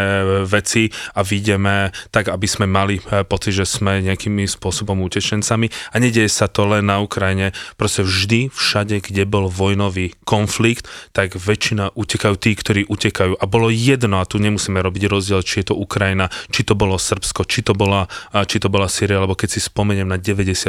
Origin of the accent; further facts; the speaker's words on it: Slovakia; zo Slovenska, á, že bývalé Československo